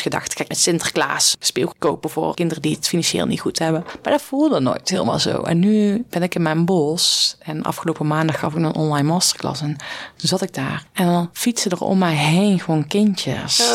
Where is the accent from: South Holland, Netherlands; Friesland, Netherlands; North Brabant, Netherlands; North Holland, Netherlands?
North Brabant, Netherlands; accent: Brabant dialect; ik kwam als boerenmeisje uit Brabant met een dialect. Ik praatte toen platter als dat ik nu deed.